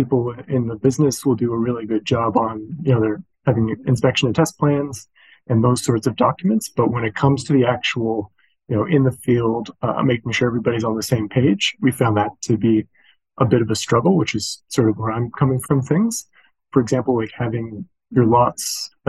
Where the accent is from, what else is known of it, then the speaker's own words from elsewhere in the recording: Canada; also born or lived in New Zealand; I'm a civil engineer by training, and I'm from Canada.